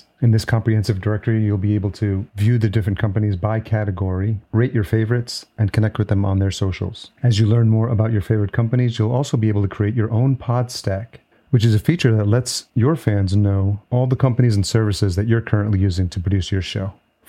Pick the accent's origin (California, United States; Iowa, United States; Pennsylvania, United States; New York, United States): New York, United States; I grew up in New York and I was there for the birth of hip hop.